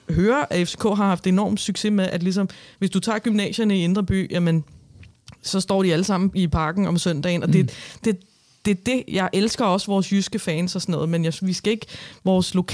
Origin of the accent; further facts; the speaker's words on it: Albertslund, Capital Region of Denmark, Denmark; jeg kan huske, dengang jeg voksede op ude i Alberslund og gik i skole